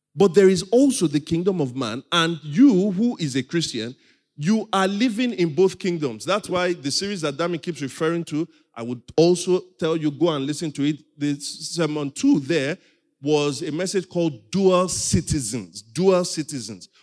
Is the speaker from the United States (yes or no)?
no; Nigeria; I'm also a Nigerian.